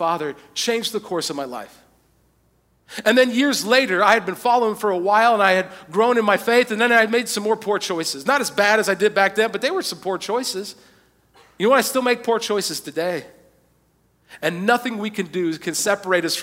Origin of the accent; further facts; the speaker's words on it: United States; most of us as American Christians